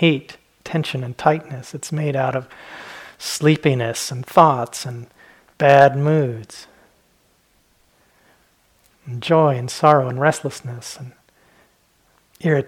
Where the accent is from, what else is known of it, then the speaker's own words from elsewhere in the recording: Southwest, United States; when I was a kid, I grew up in the Southwest